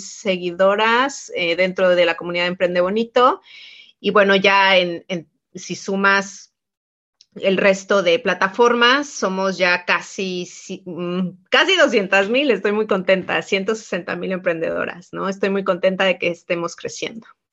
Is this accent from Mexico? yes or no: yes; Mexico; soy mexicana